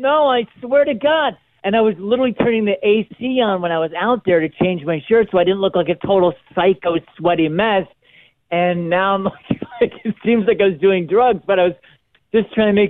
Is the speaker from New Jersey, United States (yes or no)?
no; Buffalo, New York, United States; moved away as an adult; I'm from Buffalo. I just moved here.